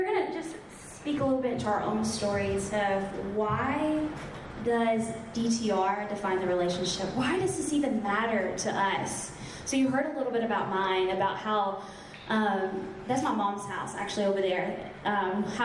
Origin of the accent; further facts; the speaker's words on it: the South, United States; I'm from the South, I'm a Christian